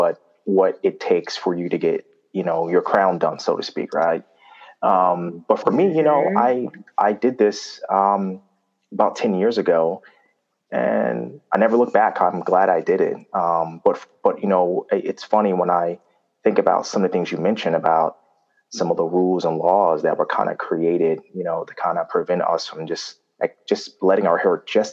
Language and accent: English; New York City, New York, United States; I grew up in Jamaica, Queens